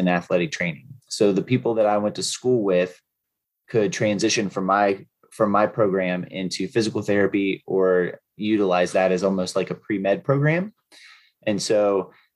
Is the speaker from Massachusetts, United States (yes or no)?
no; Marietta, Ohio, United States; also born or lived in Cottageville, West Virginia; I am originally from Marietta, Ohio, which is a very small town in southeastern Ohio. And I was born there and I lived there for a little while